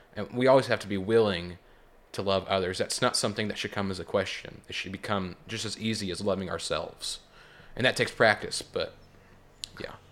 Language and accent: English; Joplin, Missouri, United States; also born or lived in Seneca, Missouri; I'm from the Joplin area